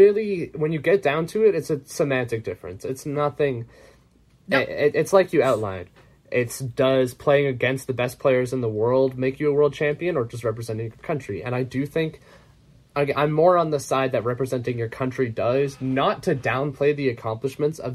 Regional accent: Canada; speaking as a Canadian

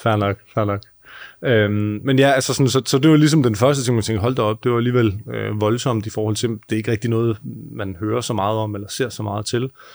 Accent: Southern Jutland, Southern Denmark, Denmark; moved away as an adult; now in Copenhagen, Denmark; Vi kommer begge to fra Sønderjylland

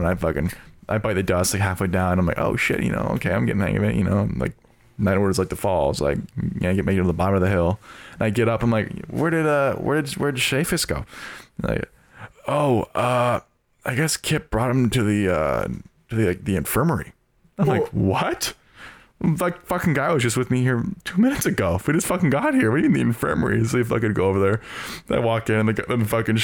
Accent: Oregon, United States; moved away; I'm from Oregon

